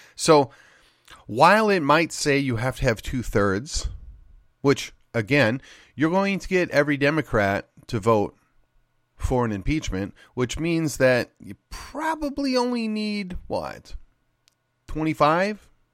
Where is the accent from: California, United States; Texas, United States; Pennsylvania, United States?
Texas, United States; Ken Paxton is from my hometown. Ken Paxton was my state rep. Then Ken Paxton was my state senator